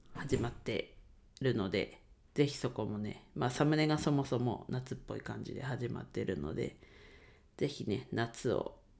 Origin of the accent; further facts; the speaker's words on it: Ninohe, Iwate, Japan; 地元岩手県二戸市で レンタル スペースを使って 遊び場を提供しています